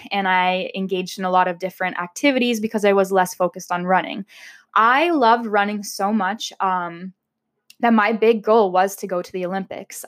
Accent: Amherstburg, Ontario, Canada; now in Windsor, Canada; I grew up in Amherstburg

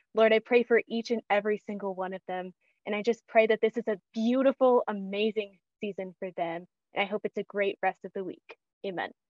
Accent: Kansas, United States; also born or lived in Missouri; I grew up in Kansas

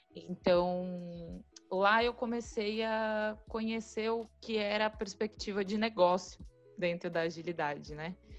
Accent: Brazil; eu era uma pessoa do Brasil

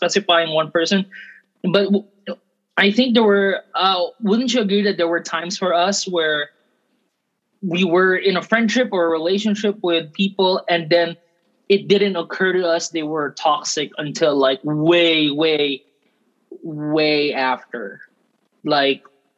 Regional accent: Thailand; We're Filipino, right? And then, but then for us, we grew up here in Thailand. We grew up in another country.

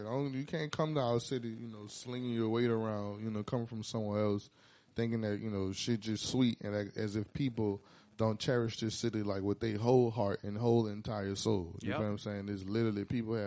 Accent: New Orleans, Louisiana, United States; also born or lived in Houston; I was moving from New Orleans, went to Houston for a while. I stayed there.

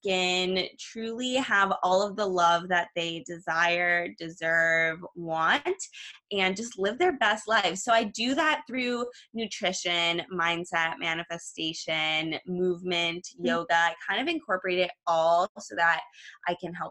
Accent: Los Angeles, California, United States; I'm from Los Angeles, California

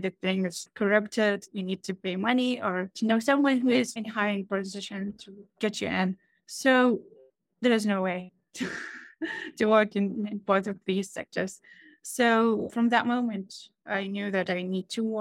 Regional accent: Iraq; I'm from Iraq

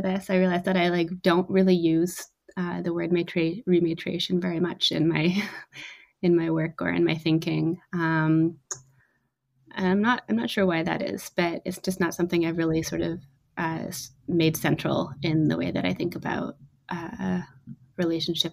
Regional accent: Treaty 7 territories in southern Alberta, Canada; also born or lived in Yukon / northern British Columbia; now in Toronto, Canada; I grew up on Treaty 7 territories in southern Alberta

